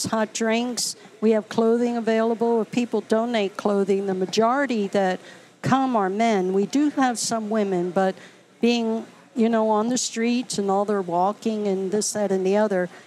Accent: Norfolk, Virginia, United States; moved away as an adult; now in Baltimore, United States; I'm from Norfolk, Virginia

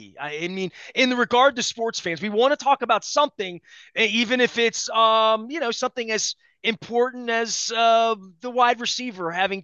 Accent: Baltimore, Maryland, United States; I'm from Baltimore

